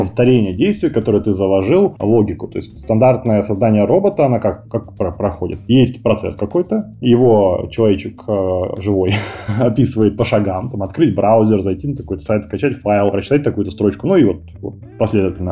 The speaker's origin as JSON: {"language": "Russian", "country": "Kazakhstan", "tie": "born or raised there", "moved": "as an adult", "lives_now": "Moscow, Russia", "said": "Сам я родился в Казахстане, 10 а лет назад перебрался в Москву"}